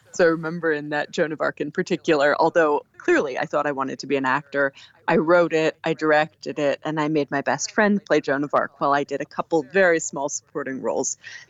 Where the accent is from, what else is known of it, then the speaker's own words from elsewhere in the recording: East Coast, United States; born there; I am. I was born on the East Coast, but my parents are academics. They're both poets. And so I traveled around with their different jobs.